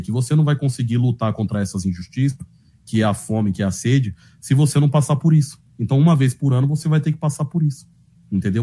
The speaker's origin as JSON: {"language": "Portuguese", "region": "São Paulo", "country": "Brazil", "accent": "paulista da periferia", "said": "eu sou paulista, Sabe, mano? Minha mãe, meu pai, minha família é toda da Bahia"}